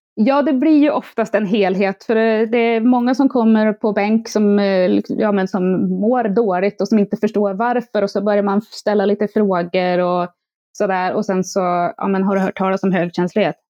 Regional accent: Järvsö, Gävleborg County, Sweden; moved away; also born or lived in Stockholm; jag är född och uppvuxen i Järvsö

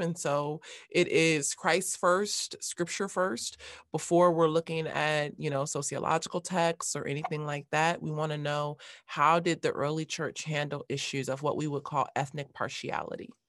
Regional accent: Los Angeles, California, United States; I grew up in Los Angeles

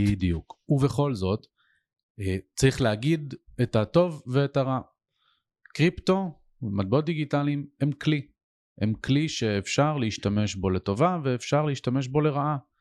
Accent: Ness Ziona, Central District, Israel; גדלתי את רוב שנותיי בנס ציונה

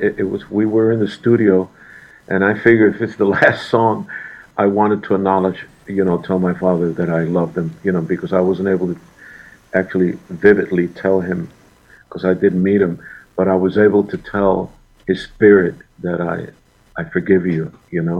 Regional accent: Puerto Rico; moved away; also born or lived in New York; when I was young, growing up in Puerto Rico, in my teens, I was singing in different hotels

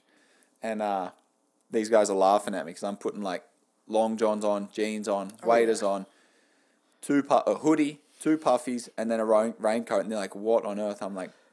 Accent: Australia; now in Canada; being Australian in Canada

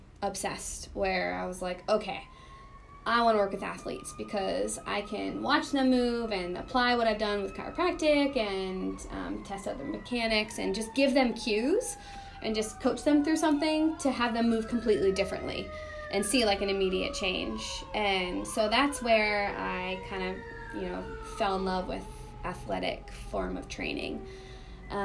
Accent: Northern Maine, United States; moved away as an adult; also born or lived in St. Louis / Chicago; I'm from Northern Maine

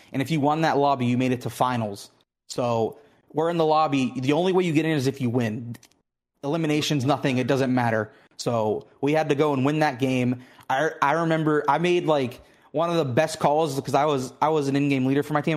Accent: Pittsburgh, Pennsylvania, United States; moved away as an adult; now in Houston, United States; I'm originally from, uh, Pittsburgh, Pennsylvania

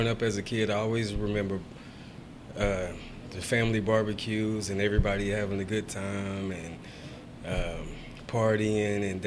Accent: Houston, Texas, United States; I'm born and raised in Houston

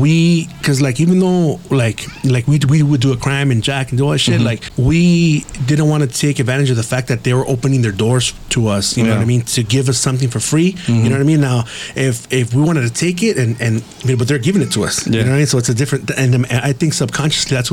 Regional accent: San Gabriel, California, United States; my hometown of San Gabriel, California

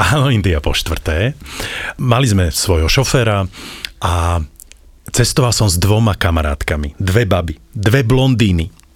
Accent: Slovakia; my sme zo Slovenska

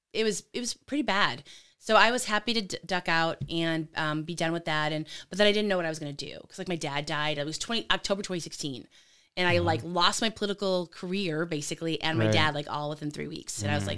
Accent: California, United States; also born or lived in Lansing, Michigan; So I was born in Lansing, actually. Moved out to California, grew up out there.

